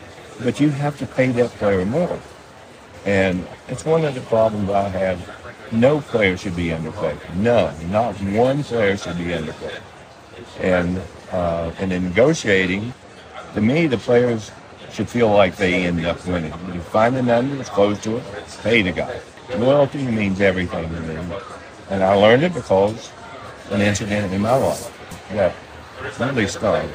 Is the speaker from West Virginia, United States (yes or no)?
yes; West Virginia, United States; moved away as an adult; also born or lived in Los Angeles; I came from West Virginia